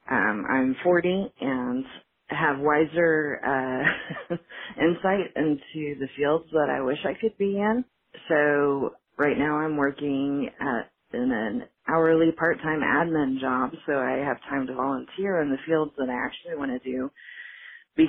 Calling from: Dallas, Texas, United States; I'm calling from the Dallas, Texas area.

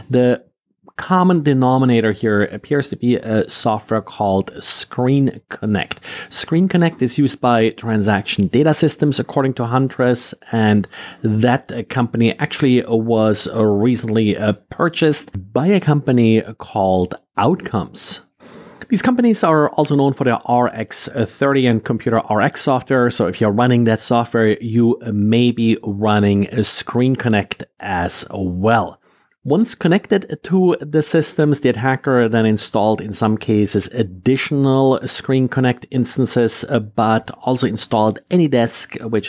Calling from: Jacksonville, Florida, United States; today I'm recording from Jacksonville, Florida.

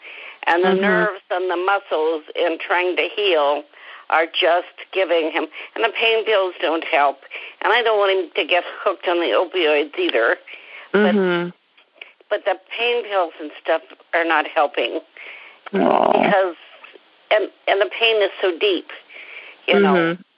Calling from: San Francisco Bay Area, California, United States; I'm calling in from the Bay Area.

